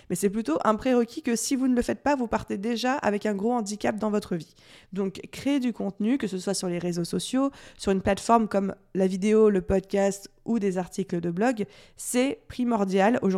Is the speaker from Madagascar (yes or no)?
no; France; accent: French; avec mon super accent euh, à la française